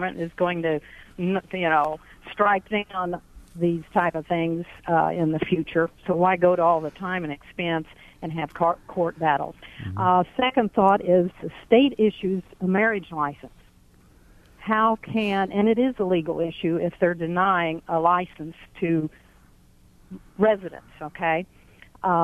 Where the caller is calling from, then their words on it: United States; Hi there. I'm from Jackson County, and I have a couple ideas or comments on this.